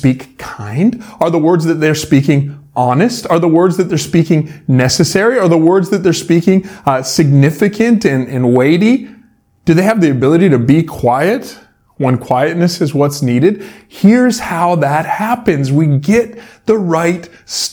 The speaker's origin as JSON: {"language": "English", "town": "Salmon Arm", "region": "British Columbia", "country": "Canada", "tie": "born or raised there", "said": "I grew up in Salmon Arm"}